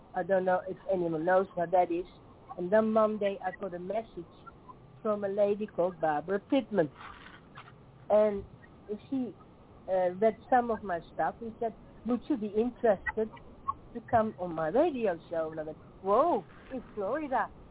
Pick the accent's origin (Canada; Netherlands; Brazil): Netherlands; English is a second language; moved away as an adult; now in Tasmania, Australia; I grew up in the Netherlands, in Holland.